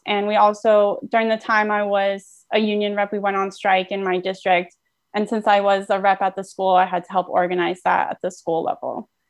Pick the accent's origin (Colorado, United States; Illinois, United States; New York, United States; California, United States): California, United States; Oakland; I'm based in Oakland, California for now. I'm also from Oakland, California.